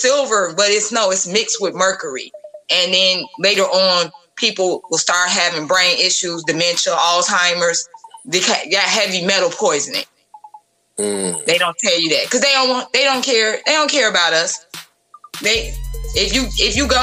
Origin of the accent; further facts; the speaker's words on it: Chicago, Illinois, United States; I grew up on the South Side and some parts of the North Side